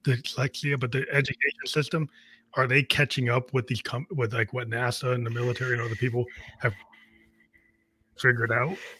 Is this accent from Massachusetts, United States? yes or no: yes; outside of Boston, Massachusetts, United States; I grew up outside of Boston